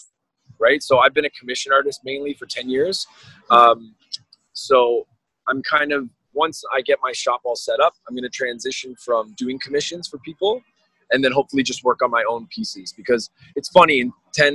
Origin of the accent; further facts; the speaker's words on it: Brampton, Ontario, Canada; now in Toronto, Canada; So I grew up in Brampton's factory town.